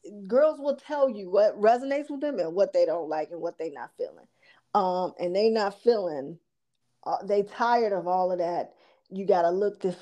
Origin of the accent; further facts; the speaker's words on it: Chicago, Illinois, United States; even little ghetto girls like me growing up on the South Side on the low end of Chicago